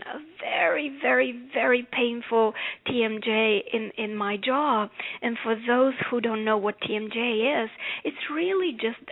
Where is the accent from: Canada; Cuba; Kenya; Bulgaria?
Bulgaria; now in United States; As you can tell by my accent, I didn't grow up here in America. I grew up in Bulgaria.